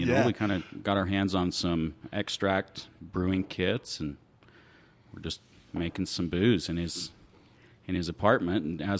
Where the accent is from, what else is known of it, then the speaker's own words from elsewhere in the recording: Cane Beds, Arizona, United States; So I actually grew up in, it's a little town, unincorporated town, just south of here, Cane Beds.